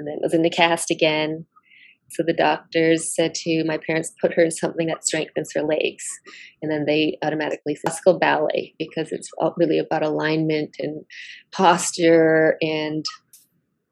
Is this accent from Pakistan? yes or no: no; Six Nations of the Grand River Territory, Ontario, Canada; I'm from Oswege, which is also known as Six Nations of the Grand River Territory, which is located on the Canadian side of Turtle Island.